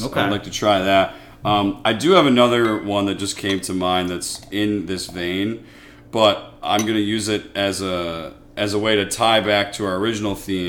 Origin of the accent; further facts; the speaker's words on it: Chicago, Illinois, United States; I grew up in Chicago. I love it here.